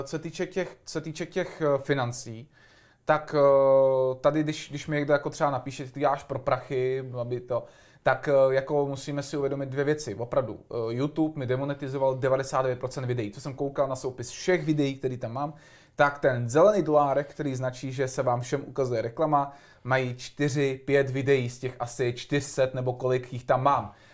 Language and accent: Czech; Prague, Czechia; vyrůstal jsem na Dolním Žižkově